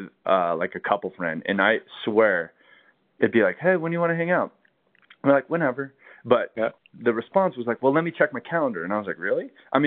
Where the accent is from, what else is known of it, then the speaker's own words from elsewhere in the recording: California, United States; now in Colorado, United States; Cause that's the thing I noticed in moving here to Colorado is, you know, growing up in California